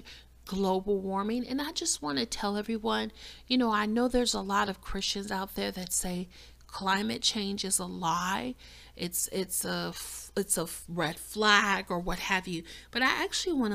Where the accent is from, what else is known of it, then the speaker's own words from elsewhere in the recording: Chicago, Illinois, United States; moved away as an adult; also born or lived in the South (US); I was born and raised in Chicago, which is one of the coldest cities on the planet